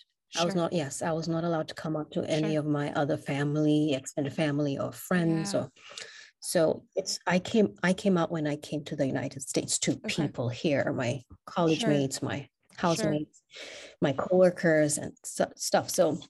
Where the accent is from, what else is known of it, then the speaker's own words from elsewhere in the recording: Kenya; first language English; I would consider English my first language because in Kenya, we have two national languages.